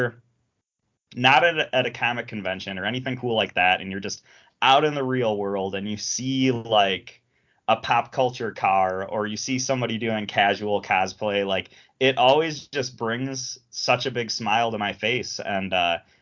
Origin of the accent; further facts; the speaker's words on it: Chicago, Illinois, United States; I'm a Chicagoan